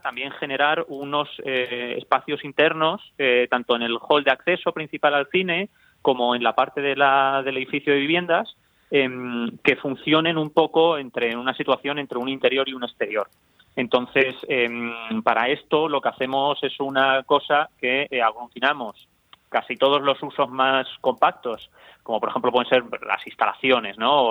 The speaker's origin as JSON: {"language": "Spanish", "town": "Cáceres", "region": "Extremadura", "country": "Spain", "said": "yo soy de Cáceres"}